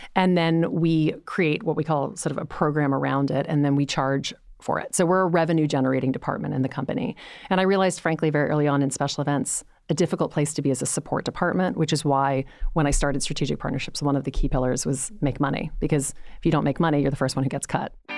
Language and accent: English; Louisiana, United States; moved away; I was coming from Louisiana.